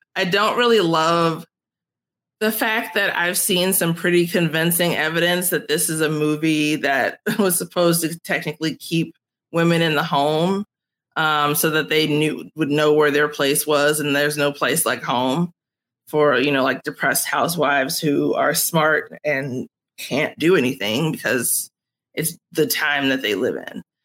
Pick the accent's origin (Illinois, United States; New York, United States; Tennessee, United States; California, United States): Illinois, United States; Chicago; I grew up on the south side of Chicago